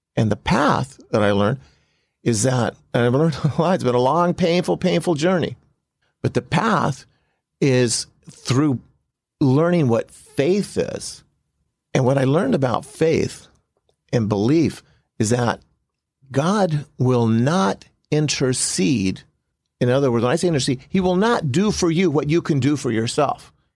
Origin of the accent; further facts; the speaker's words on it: Compton, California, United States; I grew up in Compton